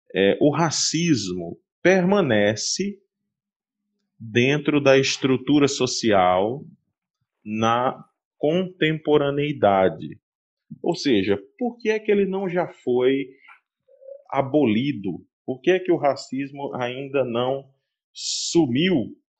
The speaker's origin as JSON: {"language": "Portuguese", "town": "Várzea Alegre", "region": "Ceará", "country": "Brazil", "tie": "born or raised there", "also_born_or_lived": "Bahia", "moved": "as an adult", "said": "retornei para minha cidade natal"}